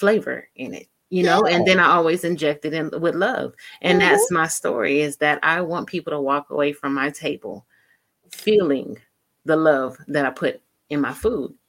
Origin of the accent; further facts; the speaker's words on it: San Diego, California, United States; I'm from San Diego